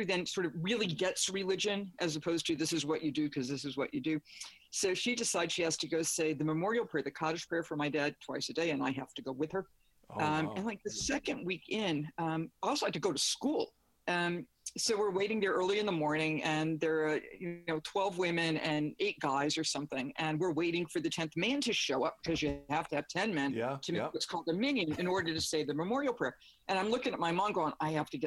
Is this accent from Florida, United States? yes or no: no; North Dartmouth, Massachusetts, United States; moved away as an adult; I grew up in North Dartmouth, Massachusetts, which is in between New Bedford and Fall River